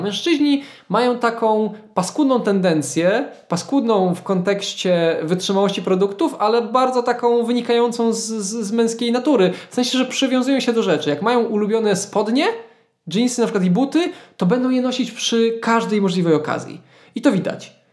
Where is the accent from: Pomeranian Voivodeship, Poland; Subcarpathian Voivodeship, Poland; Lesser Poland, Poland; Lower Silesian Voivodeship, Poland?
Lower Silesian Voivodeship, Poland; Świdnica; now in Wrocław, Poland; wracam do mojej podrodzinnej Świdnicy